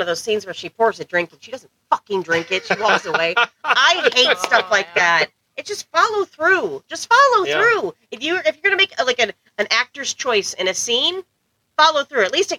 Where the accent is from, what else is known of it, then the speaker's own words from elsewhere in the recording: Iowa, United States; we're from Iowa